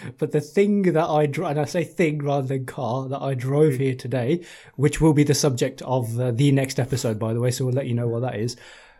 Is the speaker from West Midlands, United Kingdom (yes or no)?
yes; Birmingham, West Midlands, United Kingdom; I was born and raised in Birmingham.